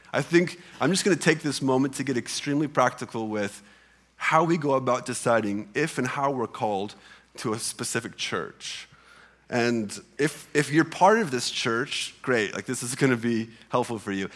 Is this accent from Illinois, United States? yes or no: yes; Illinois side, United States; moved away as an adult; I grew up on the Illinois side of the Mississippi River.